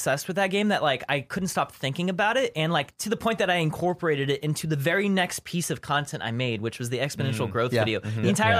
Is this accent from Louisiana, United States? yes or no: yes; Louisiana, United States; So I used to think it was because I grew up in Louisiana and they have these banana spiders there